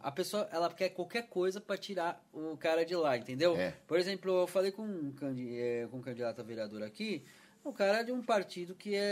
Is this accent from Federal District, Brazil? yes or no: no; São Paulo, Brazil; now in Campinas, Brazil; eu vim de São Paulo, né?